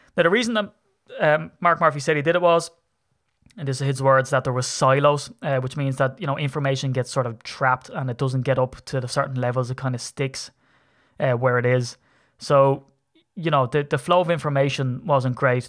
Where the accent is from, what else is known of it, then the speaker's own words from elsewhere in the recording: Ireland; I'm a leprechaun from Ireland